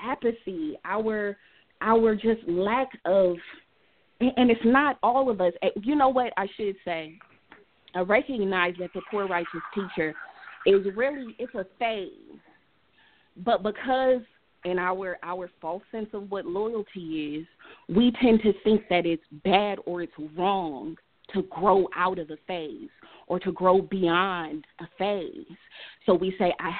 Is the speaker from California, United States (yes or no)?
yes; Oakland, California, United States; I grew up in West Oakland